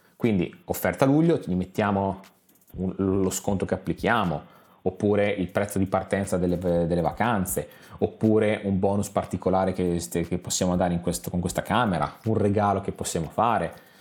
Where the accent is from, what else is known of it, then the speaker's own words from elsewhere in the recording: San Marino; noi, sapete, siamo di San Marino